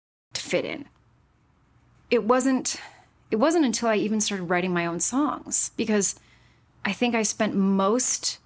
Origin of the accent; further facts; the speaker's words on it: Utah, United States; I was born and raised in Utah, and I was not raised Mormon